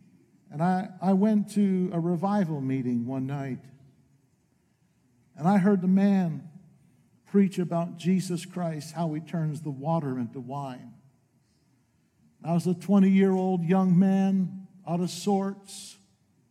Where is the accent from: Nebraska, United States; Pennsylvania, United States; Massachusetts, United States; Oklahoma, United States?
Pennsylvania, United States; northeastern Pennsylvania near Scranton, United States; moved away as an adult; also born or lived in Maine / Lakeland, Florida; I was born in Maine. I'm from New England. My home, what I call home, is northeastern Pennsylvania near Scranton